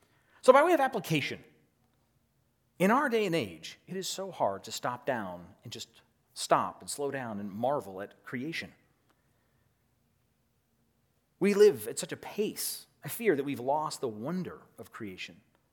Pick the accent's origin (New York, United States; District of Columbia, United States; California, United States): California, United States; See, I grew up in the Redwoods. And so for me, I grew up hiking in the Redwoods.